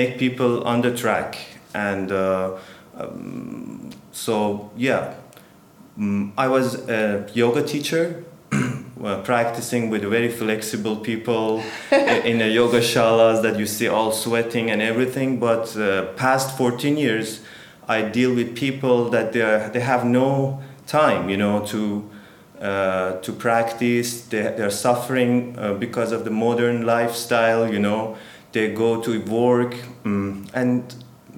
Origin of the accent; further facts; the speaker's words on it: Tehran, Tehran Province, Iran; English is a second language; moved away as an adult; also born or lived in India; now in Turkey; I'm Iranian yoga teacher. I'm from Iran. I born in Tehran